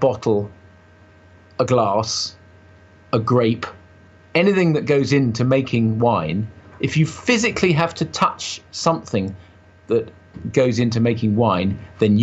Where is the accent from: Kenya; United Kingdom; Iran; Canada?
United Kingdom; to me, being a Brit